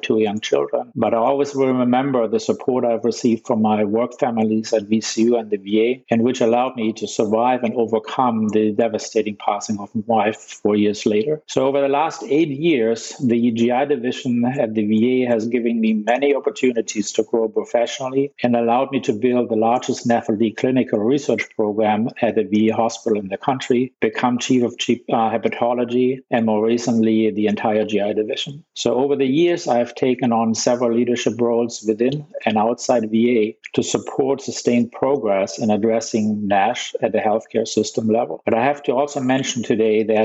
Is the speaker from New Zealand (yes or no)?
no; Germany; moved away as an adult; now in United States; I was born in Germany, completed my medical school at the University of Ulm in southern Germany